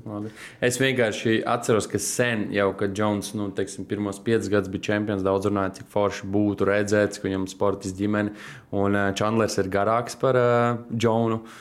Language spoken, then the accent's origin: Latvian; Tukums, Latvia; es pats kā tukumnieks